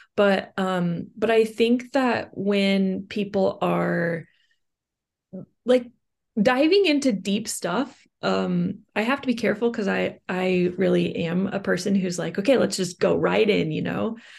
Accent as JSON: {"language": "English", "region": "Kansas", "country": "United States", "said": "I'm from Kansas"}